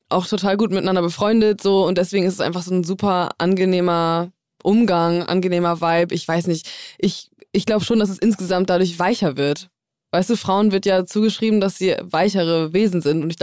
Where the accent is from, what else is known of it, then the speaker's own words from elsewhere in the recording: Zeven, Lower Saxony, Germany; Zwischen Bremen und Hamburg, Niedersachsen